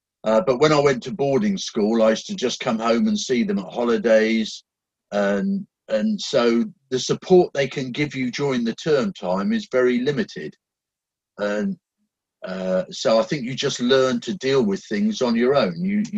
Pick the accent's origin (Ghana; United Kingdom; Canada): United Kingdom; England; also born or lived in Germany; Actually, I was an army baby, so I was born in Germany. My dad was in the British forces in Germany, and I spent probably the first 10 years of my life shuffling backwards and forwards between England and Germany as his postings changed.